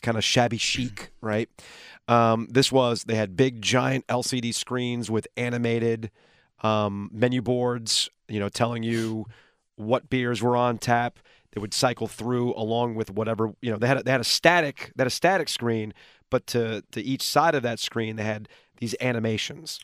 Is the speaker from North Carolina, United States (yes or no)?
yes; Raleigh, North Carolina, United States; we're from Raleigh